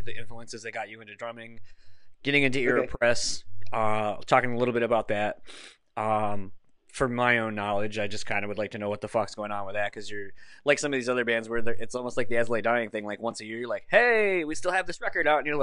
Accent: East Coast, United States; moved away; I'm from the East Coast initially myself

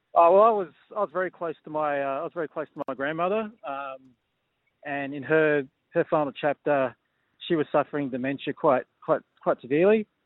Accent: Sydney, New South Wales, Australia; I'm from Sydney

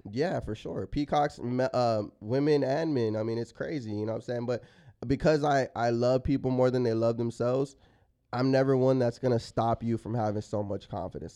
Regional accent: San Antonio, Texas, United States; moved away as an adult; also born or lived in Los Angeles; I am from San Antonio where it's like a super conservative town

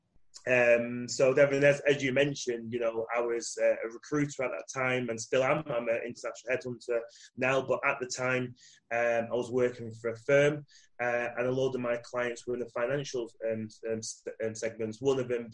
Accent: Manchester, North West England, United Kingdom; I am from Manchester, UK, and I'm currently in Manchester, UK

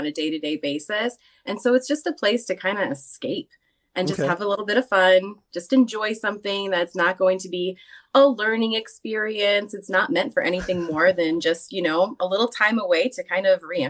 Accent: Johnsburg, Illinois, United States; moved away as an adult; now in central Illinois, United States; I was born and raised in the Chicago, like Chicagoland suburbs. I don't know if anybody out there would ever know, but Johnsburg, Illinois is my hometown

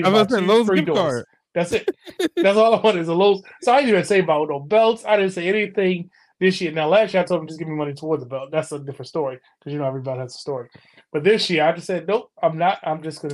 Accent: United States; we as American fans

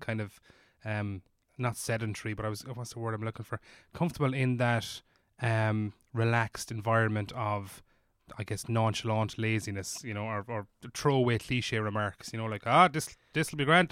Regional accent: Ireland; as an Irish person

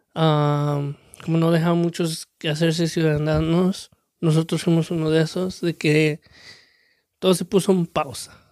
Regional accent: Mexico; now in United States; soy el mexicano que es mexicano

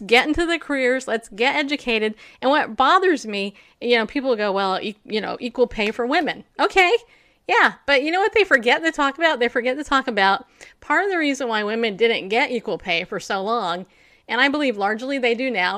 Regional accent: New York, United States; I was born in New York

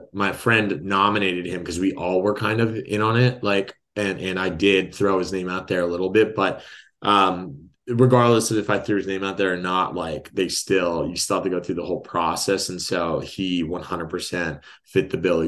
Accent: Walnut, California, United States; moved away as an adult; now in San Diego, United States; I'm from Los Angeles area. So, city of Walnuts, next to Diamond Bar. It's like a little suburb.

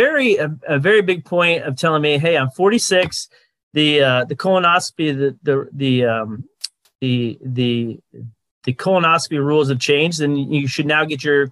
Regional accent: Indianapolis, Indiana, United States; also born or lived in Colorado; now in Cedar Rapids, United States; I currently live in Cedar Rapids, Iowa. I grew up in Indianapolis

